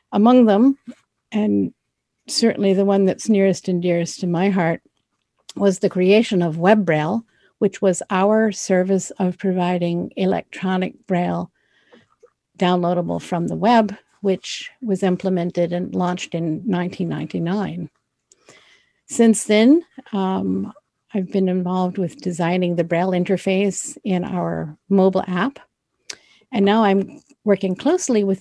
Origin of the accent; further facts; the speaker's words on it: Florida, United States; I grew up in Florida, which is the southeasternmost state in the United States.